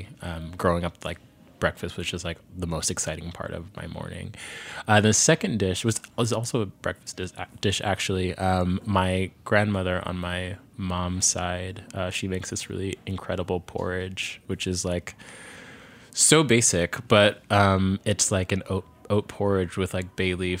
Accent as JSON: {"language": "English", "region": "Virginia", "country": "United States", "tie": "born there", "said": "yes, I was born in Virginia, but I spent a lot of my summers and also like family holidays going up to New York."}